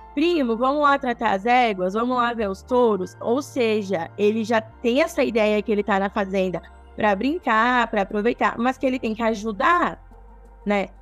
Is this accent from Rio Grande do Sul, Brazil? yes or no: yes; Nova Prata, Rio Grande do Sul, Brazil; Eu sou natural de Nova Prata, tá? Eu tenho 29 anos e eu nasci em Nova Prata, mas eu cresci até os 5 anos morando na fazenda